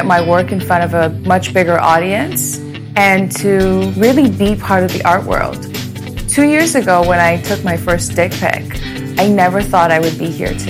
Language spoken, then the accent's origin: English; Iran; now in New York, United States; I was born in Iran, and now I live in New York.